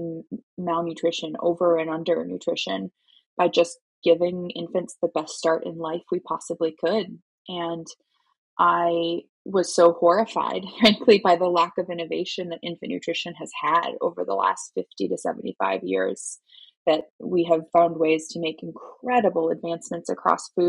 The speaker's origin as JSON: {"language": "English", "region": "Minnesota", "country": "United States", "tie": "born or raised there", "also_born_or_lived": "North Carolina", "moved": "as an adult", "said": "I'm born and raised in Minnesota originally"}